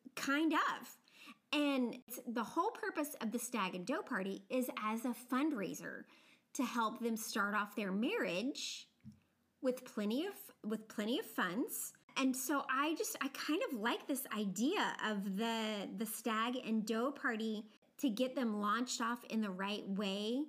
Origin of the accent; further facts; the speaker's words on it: United States; I am from a part of the country that definitely has a more subtle accent, but I very definitely have an accent.